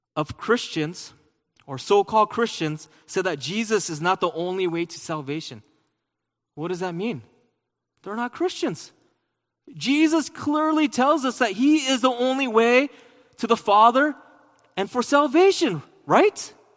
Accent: United States; I'm American

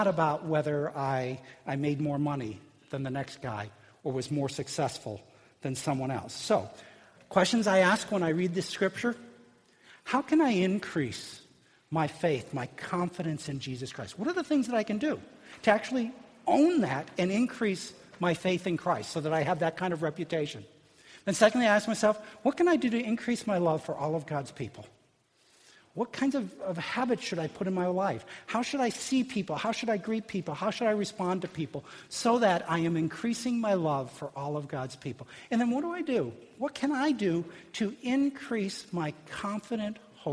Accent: Illinois, United States; growing up in Illinois

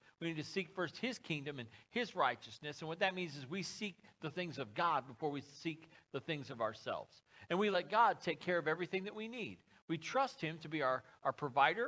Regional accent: United States; I'm an American. A red-blooded patriot, if there ever was one

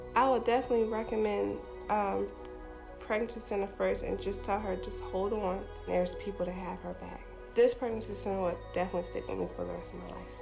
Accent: Charlottesville, Virginia, United States; moved away as an adult; also born or lived in Newport News, Virginia; I'm from Newport News, Virginia, but I grew up in Charlottesville, Virginia.

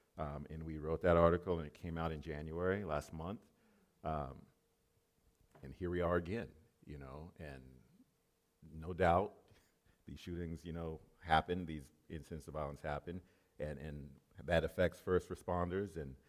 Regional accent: Japan; moved away; I used to live in Japan. I grew up in Japan, a small island off of the coast of Japan.

